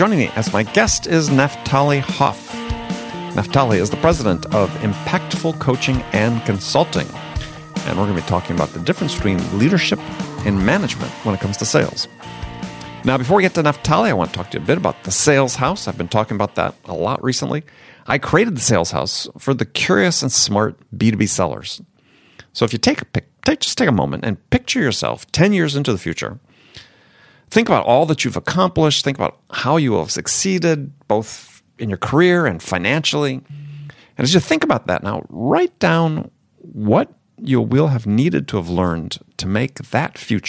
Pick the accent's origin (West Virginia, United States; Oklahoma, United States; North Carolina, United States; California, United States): California, United States; And I'm from California.